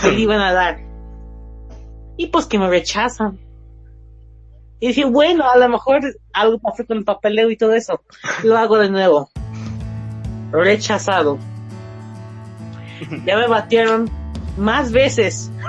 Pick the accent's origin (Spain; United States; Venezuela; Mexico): Mexico; sí soy mexicano, pero también soy americano. Soy uno de los nuevos que sacaron el nacionalidad doble o dual.